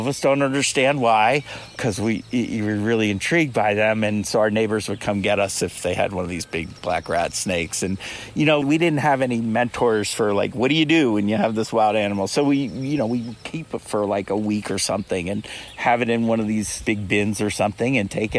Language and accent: English; outside of Cincinnati, Ohio, United States; moved away; also born or lived in New Hampshire; I grew up outside of Cincinnati